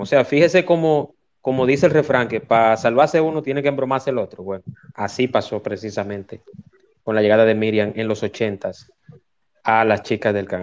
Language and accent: Spanish; Dominican Republic; como dominicanos